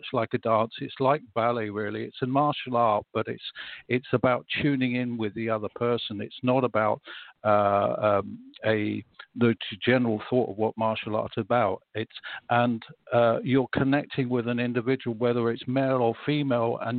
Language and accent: English; London, United Kingdom; moved away as an adult; also born or lived in Bath, Somerset; now in Greece; I was originally from London. I lived there till I was 33